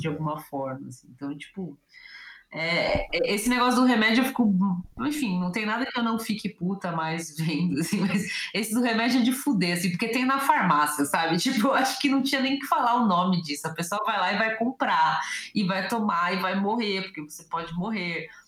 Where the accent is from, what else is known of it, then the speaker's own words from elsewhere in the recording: São Paulo, Brazil; como eu sou de São Paulo